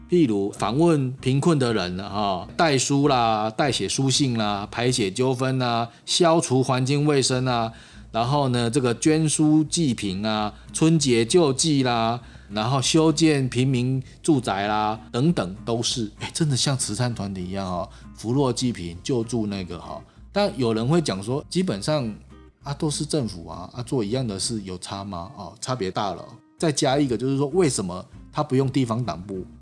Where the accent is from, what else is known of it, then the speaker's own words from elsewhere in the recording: Zhutian, Pingtung County, Taiwan; 是屏东县的某一个乡镇，其实就是竹田乡，我的老家